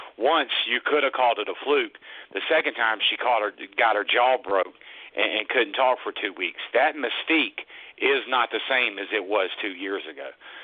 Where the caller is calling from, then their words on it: Raleigh, North Carolina, United States; from Raleigh.